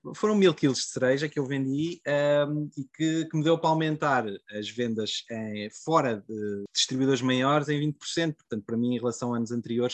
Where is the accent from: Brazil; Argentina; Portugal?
Portugal; Covilhã, Centro; eu sou da, da Covilhã, portanto, na, ali na encosta da Serra da Estrela.